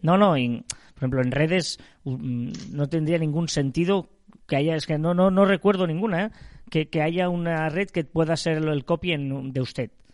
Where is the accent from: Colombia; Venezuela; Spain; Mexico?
Spain; Barcelona province, Catalonia; nosotros somos de Barcelona, provincia de Barcelona